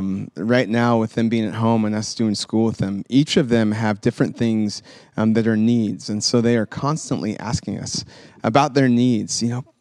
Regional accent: Sacramento, California, United States; also born or lived in Memphis, Tennessee; So I was born in Tennessee, in Memphis. And when I was 5, our family relocated to Sacramento. So we moved from the south to the west

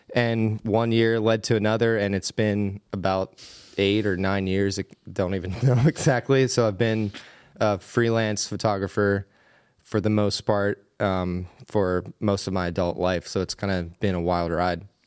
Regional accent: Bird-in-Hand, Pennsylvania, United States; accent: Pennsylvania; I grew up in Pennsylvania in a pretty small town named Birdinghand

